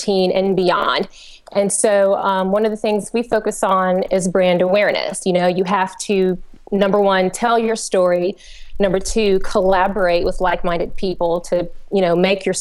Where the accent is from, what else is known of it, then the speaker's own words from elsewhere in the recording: Georgia, United States; accent: twang; I am from Georgia, so I apologize if my twang is a little strong, but I'm from Georgia